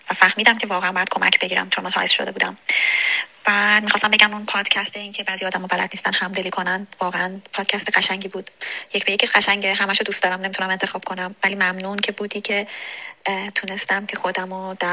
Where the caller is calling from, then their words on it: Australia; سلام من از استرالیا هستم